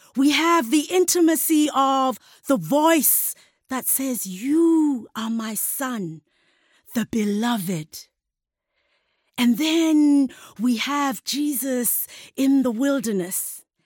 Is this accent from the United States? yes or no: no; South Africa; as a South African